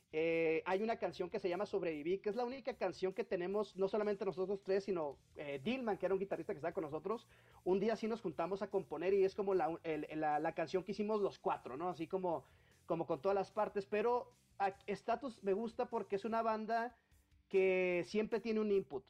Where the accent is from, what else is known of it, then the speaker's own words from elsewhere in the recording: Baja California, Mexico; moved away as an adult; now in Mexico City, Mexico; yo soy de Baja California